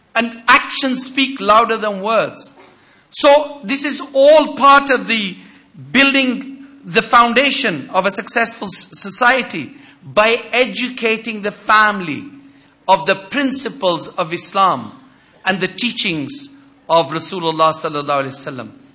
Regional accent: United Kingdom; as a British Muslim

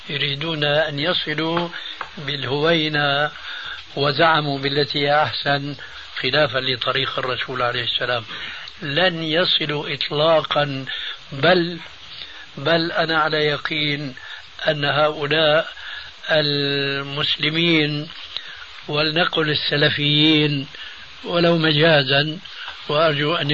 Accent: Syria; هم يقولون عندنا في سوريا خير الذقون

